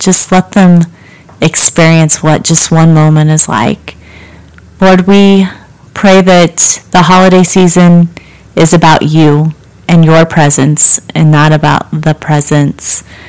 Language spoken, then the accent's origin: English; Richmond, Kansas, United States; the little town I grew up in, I grew up in Richmond, Kansas, not far from here